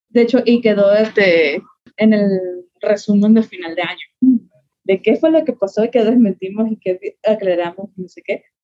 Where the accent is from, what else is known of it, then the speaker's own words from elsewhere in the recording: Venezuela; now in Mexico City, Mexico; soy venezolana